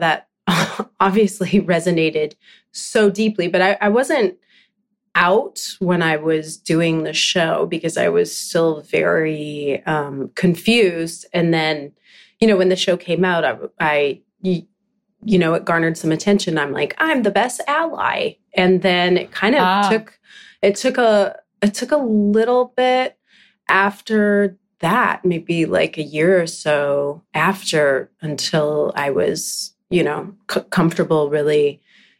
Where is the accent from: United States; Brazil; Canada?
Canada; Vancouver Island, British Columbia; now in Vancouver, Canada; I'm from Vancouver Island. That's where I grew up